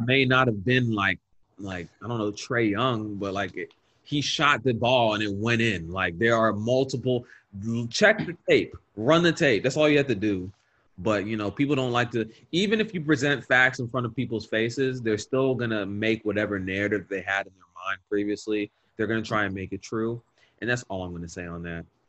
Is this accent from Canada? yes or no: no; the South, United States; we are from the South